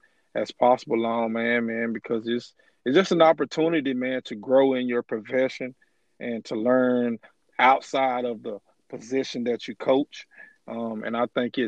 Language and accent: English; Moss Point, Mississippi, United States; moved away as an adult; also born or lived in Birmingham, Alabama; now in Brookhaven, United States; a guy from Moss Point